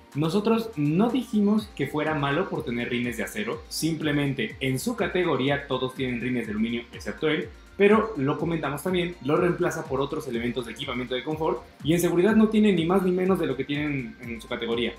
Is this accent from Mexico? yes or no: yes; Mexico; si en mi país cuestan 20